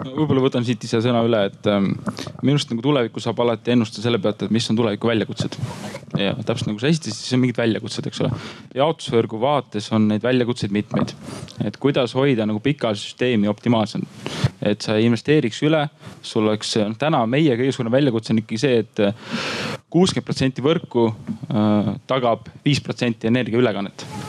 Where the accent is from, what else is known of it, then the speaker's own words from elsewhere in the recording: Paide, Järva County, Estonia; mina olen Paide poiss